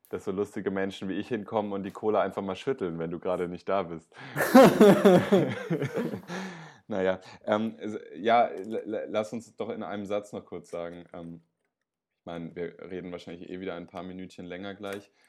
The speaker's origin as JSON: {"language": "German", "town": "Freiburg", "region": "Baden-Württemberg", "country": "Germany", "tie": "born there", "lives_now": "Berlin, Germany", "said": "würde ich mal direkt als gebürtiger Freiburger einen Bürgerentscheid äh, anregen."}